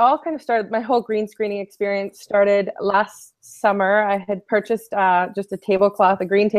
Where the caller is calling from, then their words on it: Toronto, Ontario, Canada; I'm broadcasting here from Toronto today.